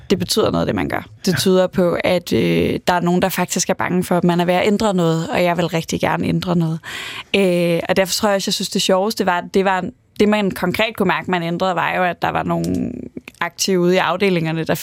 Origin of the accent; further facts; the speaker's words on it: Aarhus, Central Denmark Region, Denmark; så er jeg vokset op i Aarhus, og er vokset op i sådan en klassisk øvre middelklassefamilie